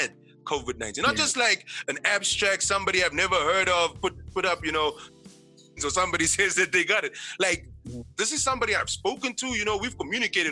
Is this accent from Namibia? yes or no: yes; Namibia; also born or lived in China; we're all back in Namibia now.